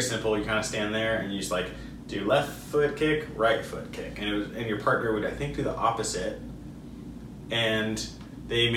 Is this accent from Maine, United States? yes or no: no; California, United States; we're from California